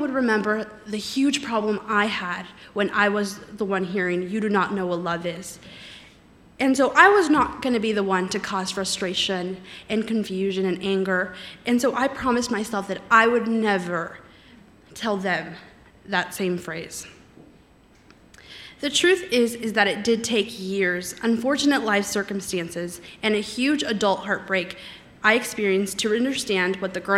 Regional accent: Los Angeles, California, United States; moved away; I grew up in the San Fernando Valley, so not too far away from here, and so it is wonderful being back home for a little bit

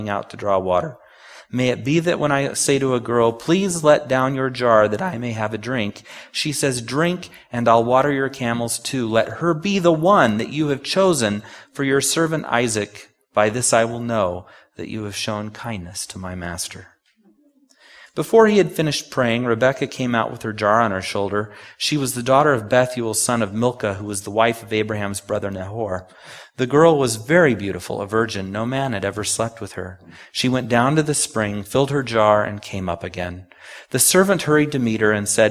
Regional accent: Takoma Park, Maryland, United States; I was born in Tacoma Park

